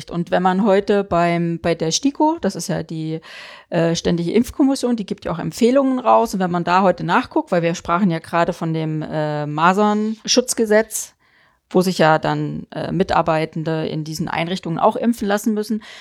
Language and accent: German; East Germany, Germany; ja, wir kommen ja aus dem Osten.